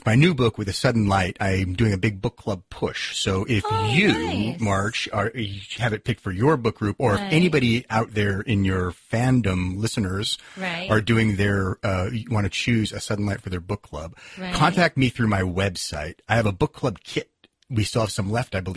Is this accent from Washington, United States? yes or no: yes; Seattle, Washington, United States; I grew up down the hill from there. I grew up in Innis Arden